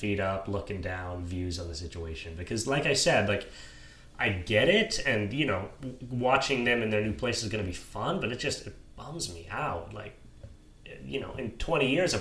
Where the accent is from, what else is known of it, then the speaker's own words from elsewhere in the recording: Western Washington, United States; I grew up in Western Washington.